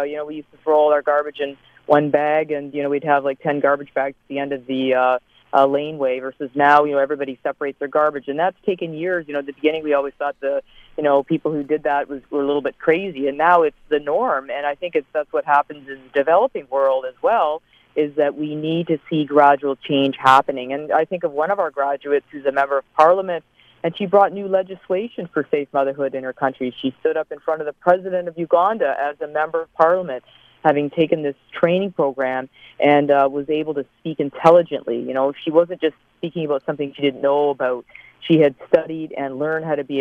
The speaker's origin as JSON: {"language": "English", "country": "Canada", "said": "I'm a Canadian obstetrician, work here at McMaster University"}